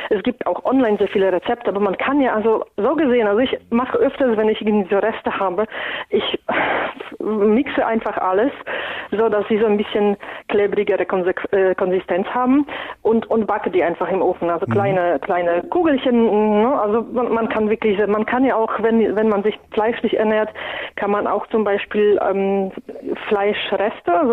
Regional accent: Poland; now in Germany; Ich komme ja ursprünglich aus Polen und wir essen traditionell sehr viel Graupen aus unterschiedlichen Getreidesorten.

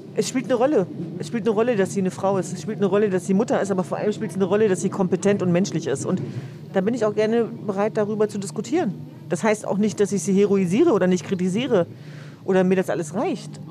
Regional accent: Hanover, Lower Saxony, Germany; now in Berlin, Germany; Also ich bin ja gebürtige Hannoveranerin, aber äh, das, das sind meine Wurzeln.

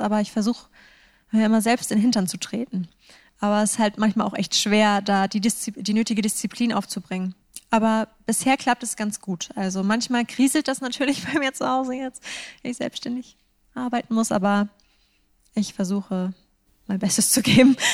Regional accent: Northern Germany, Germany; also born or lived in Edinburgh, Scotland; ich mich als Norddeutsche

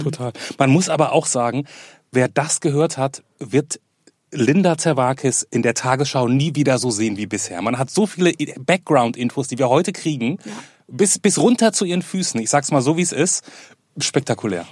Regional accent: Germany; born or raised there

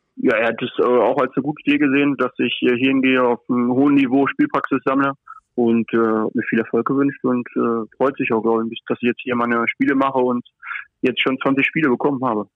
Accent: Paderborn, North Rhine-Westphalia, Germany; moved away as an adult; now in Monaco; bei meiner Familie, bei meinen Freunden in Paderborn

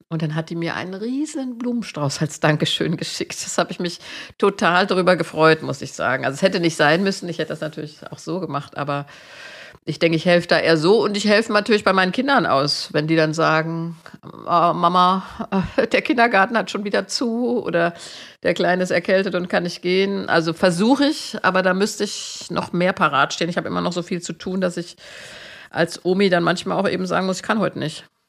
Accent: Marburg, Hesse, Germany; ich bin ja in Marburg zur Schule gegangen

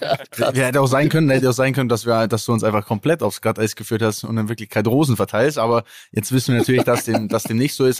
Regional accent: Allgäu, Bavaria, Germany; accent: Allgäuer Bauerndialekt; da kommt immer mein Allgäuer Bauerndialekt raus, zumindest, ne? also da, wo ich herkomme

